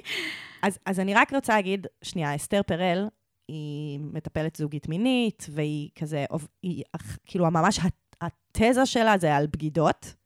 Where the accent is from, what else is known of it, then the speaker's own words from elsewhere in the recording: Israel; accent: Israeli; יש לי הכי מבטא ישראלי שאני אומרת